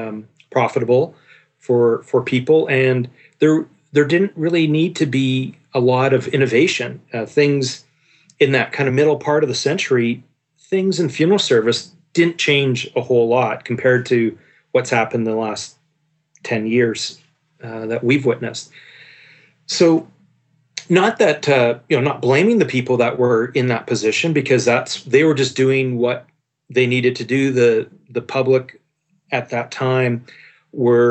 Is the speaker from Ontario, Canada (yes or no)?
no; Victoria, British Columbia, Canada; I was born and raised here on the West Coast in Victoria, BC